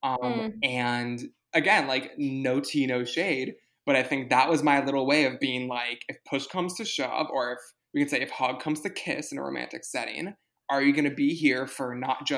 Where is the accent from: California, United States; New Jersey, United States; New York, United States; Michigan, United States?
New York, United States; New York City; You and I grew up in New York City